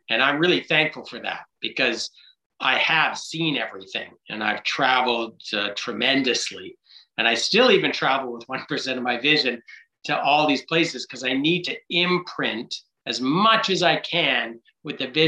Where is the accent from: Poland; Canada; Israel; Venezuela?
Canada; Vancouver, British Columbia; I grew up in Vancouver, playing kick the can, riding my bike everywhere